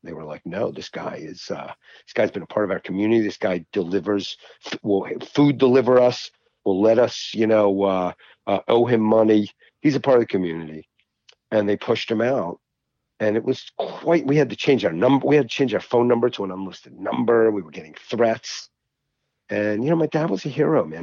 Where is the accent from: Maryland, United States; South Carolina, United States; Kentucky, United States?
Maryland, United States; Baltimore County; I grew up in Baltimore County